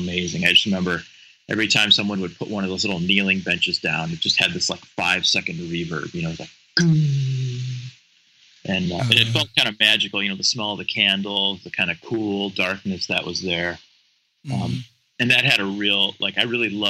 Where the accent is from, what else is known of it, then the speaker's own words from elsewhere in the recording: Cleveland, Ohio, United States; now in Cincinnati, United States; I was raised in Cleveland, outside of Cleveland in the suburbs